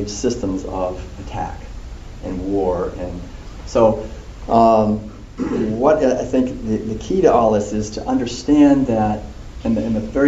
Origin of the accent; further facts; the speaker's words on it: Concord, Massachusetts, United States; I was born in a family in Concord, Massachusetts